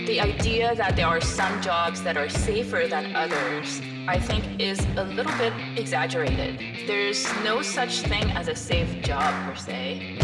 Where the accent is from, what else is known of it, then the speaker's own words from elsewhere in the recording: Mauritius; also born or lived in Toronto, Canada; now in Los Angeles, United States; growing up in Mauritius was a very interesting experience where it was multicultural